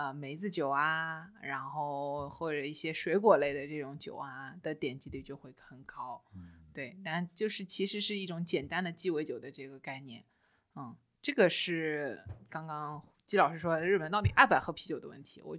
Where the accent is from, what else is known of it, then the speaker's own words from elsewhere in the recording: Shanghai, China; 我们不懂，我们上海人喝的都是立波。